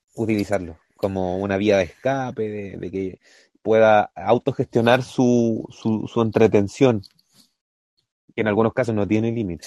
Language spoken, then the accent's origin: Spanish; Chile; nosotros como chilenos